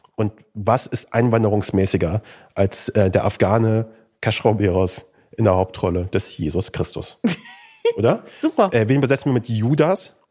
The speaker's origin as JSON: {"language": "German", "town": "Kassel", "region": "Hesse", "country": "Germany", "tie": "born or raised there", "said": "Ich bin in Kassel aufgewachsen"}